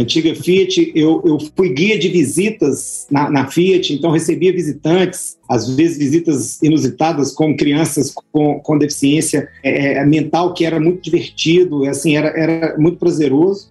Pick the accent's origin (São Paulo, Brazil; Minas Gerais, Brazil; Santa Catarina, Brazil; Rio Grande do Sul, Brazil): Minas Gerais, Brazil; Belo Horizonte; eu sou natural de Belo Horizonte